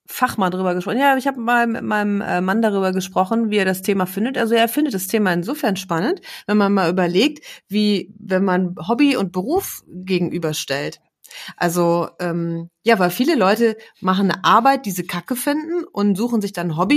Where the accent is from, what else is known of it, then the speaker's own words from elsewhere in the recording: West Germany, Germany; born there; Ich wie gesagt, ich bin ja auch im Westen geboren